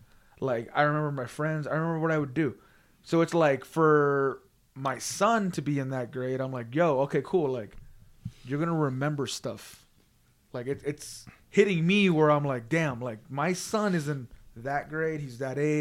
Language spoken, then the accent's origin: English; Las Vegas, Nevada, United States; We're all from Vegas. We all live here